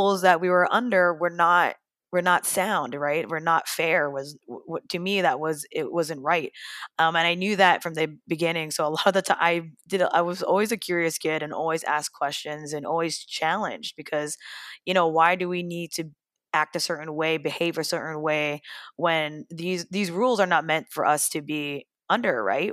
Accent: Hawaii, United States; growing up differently and face different challenges as a young teen growing up in Hawaii

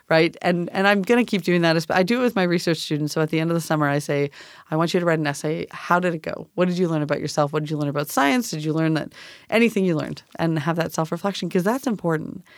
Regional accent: Canada; moved away as an adult; now in Tacoma, United States; I'm from Canada

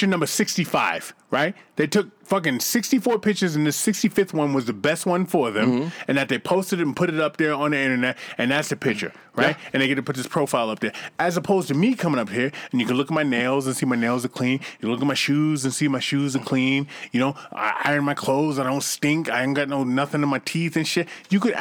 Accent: Boston, Massachusetts, United States; I grew up in Boston in the 70s

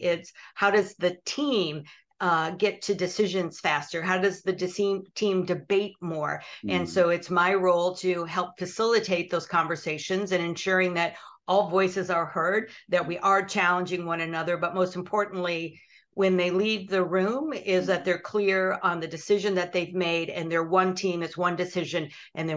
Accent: Michigan, United States; I was born and raised in Michigan, which is in northern U.S.

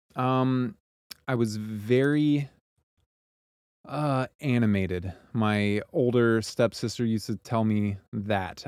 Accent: Joplin, Missouri, United States; also born or lived in Kansas City; I was born and raised in Joplin, Missouri, and it's a town in southwest Missouri

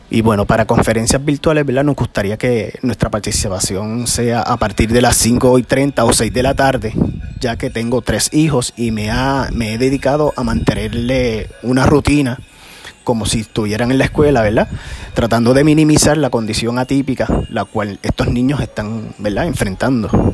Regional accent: Peñuelas, Puerto Rico; soy del pueblo de Peñuelas

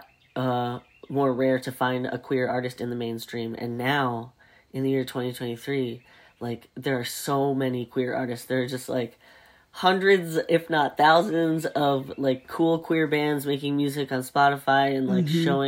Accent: the South, United States; I grew up in the South

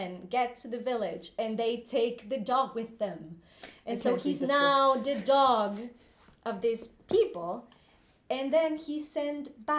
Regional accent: Guadalajara, Jalisco, Mexico; English is a second language; moved away as an adult; now in London, United Kingdom; my hometown, which is Guadalajara in Mexico

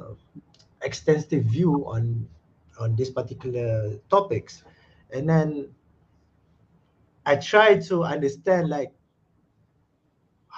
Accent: Malaysia; also born or lived in Netherlands; I'm from Malaysia, South Asia.

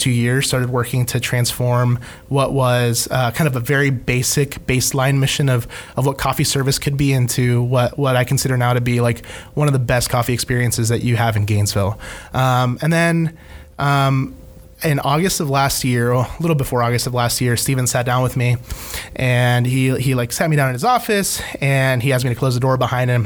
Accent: Ecuador; now in United States; I'm an immigrant. I was born in Ecuador

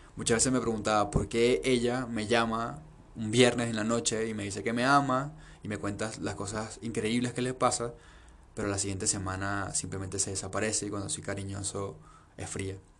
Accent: Venezuela; now in Peru; aunque haya nacido en Venezuela aunque mi papá y mi mamá estén en Venezuela

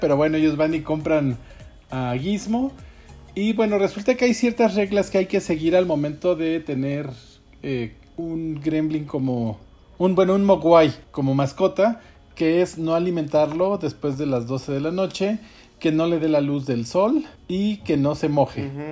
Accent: Mexico; en nuestro, en nuestro país

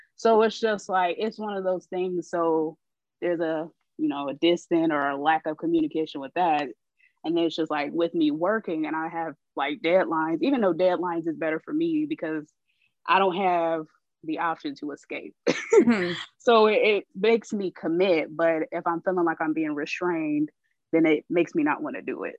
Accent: Columbus, Ohio, United States; now in Florida, United States; I am originally from Columbus, Ohio, but I, I reside in Florida

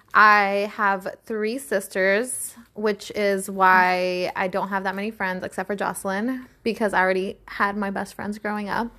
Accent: East Palo Alto, California, United States; moved away; also born or lived in San Jose; I grew up in East Palo Alto. And I then later on moved to San Jose

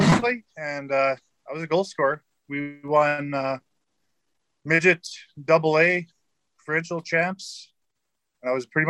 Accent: Saskatoon, Saskatchewan, Canada; also born or lived in Rochester; Born and raised in Saskatoon. I'm a true West Side boy of Saskatoon. Yeah. Confed Park area.

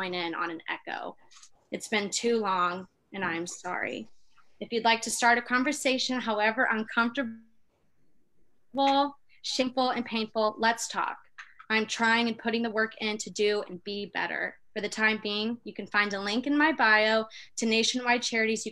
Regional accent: the South, United States; I'm like from the South

